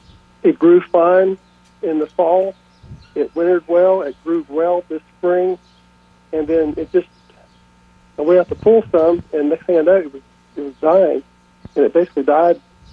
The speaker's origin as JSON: {"language": "English", "region": "West Virginia", "country": "United States", "tie": "born or raised there", "moved": "yes", "lives_now": "Apex, United States", "said": "my home place. I grew up in West Virginia, and we sold it last year, and I transplanted it all to Apex."}